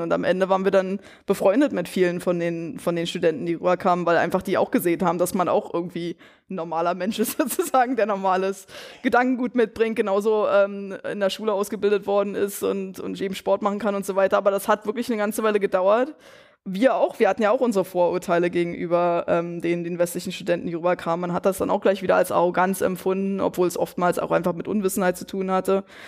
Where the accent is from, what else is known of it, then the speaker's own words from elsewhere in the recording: Brandenburg, Germany; moved away as an adult; also born or lived in West Germany; ich bin selber einige Jahre nach der Wende erst geboren, 97 in Brandenburg